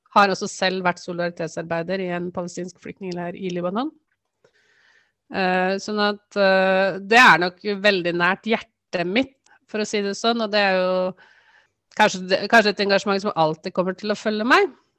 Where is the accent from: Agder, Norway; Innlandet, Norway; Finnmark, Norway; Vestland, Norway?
Innlandet, Norway; Toten and Lillehammer, Eastern Norway; moved away as an adult; now in Trondheim, Norway; Jeg kommer fra Østlandet opprinnelig Toten og Lillehammer. Men jeg har bodd i Trondheim siden 1995.